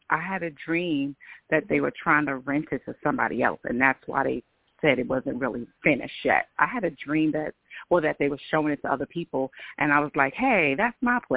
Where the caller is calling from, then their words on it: New York, United States; New York, New York.